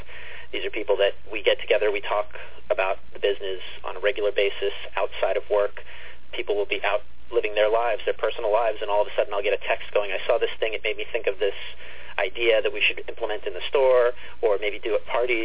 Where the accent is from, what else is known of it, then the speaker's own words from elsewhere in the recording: East Meadow, New York, United States; I'm back in East Meadow in my hometown where I was born and grown up